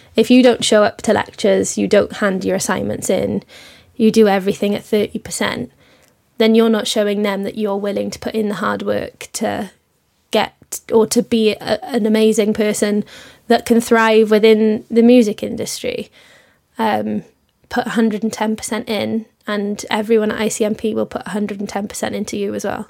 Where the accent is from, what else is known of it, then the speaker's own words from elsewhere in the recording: Wales, United Kingdom; moved away as an adult; also born or lived in London; I'm originally from Wales, and I moved to London, obviously, to come to I C M P